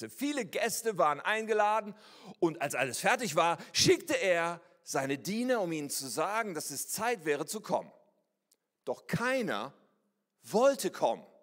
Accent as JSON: {"language": "German", "town": "Ennepetal", "region": "North Rhine-Westphalia", "country": "Germany", "tie": "born or raised there", "said": "ich bin aufgewachsen in Ennepetal, das kennt ihr wahrscheinlich nicht, aber wie das Wort schon sagt, ist es da ein Tal und da gibt es auch Berge. Und da gibt es einen Stadtteil, der heißt Rüggeberg. Ennepetal, Rüggeberg. Rüggeberg liegt da oben, wir wohnten da unten."}